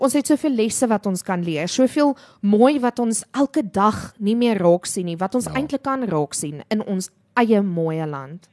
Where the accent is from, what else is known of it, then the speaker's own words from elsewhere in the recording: South Africa; daai groot liefde vir vir ons land, vir Afrikaans as 'n taal, maar ook vir ons mede-Afrikaners